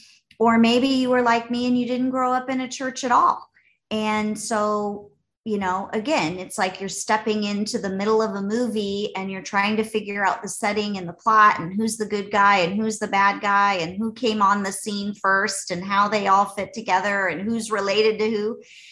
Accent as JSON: {"language": "English", "town": "Los Angeles", "region": "California", "country": "United States", "tie": "born or raised there", "said": "I don't think I've ever seen an oxen growing up in Los Angeles, Andy."}